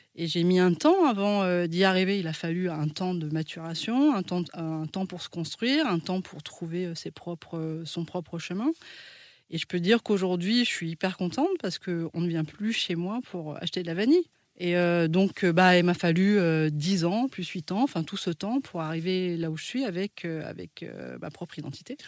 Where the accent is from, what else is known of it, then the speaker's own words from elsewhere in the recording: France; On est en France, on est français, mais en fait, on n'a pas la même tête que les Français